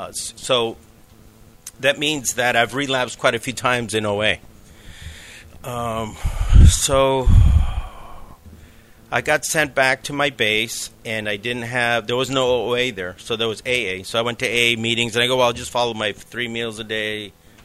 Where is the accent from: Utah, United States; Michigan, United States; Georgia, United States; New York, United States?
New York, United States; New York City; I was born in New York City